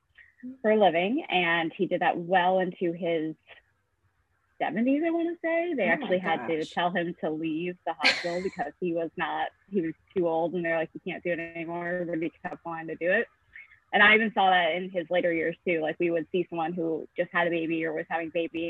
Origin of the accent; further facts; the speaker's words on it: East Aurora, New York, United States; I am from Buffalo, New York, a small town called East Aurora, 20 minutes outside of Buffalo.